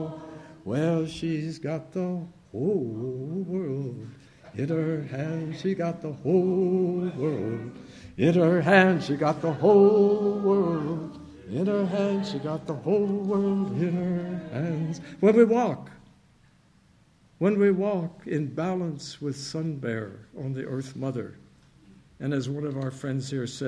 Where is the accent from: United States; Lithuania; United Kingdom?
United States; Kentucky; I'm coming in from Kentucky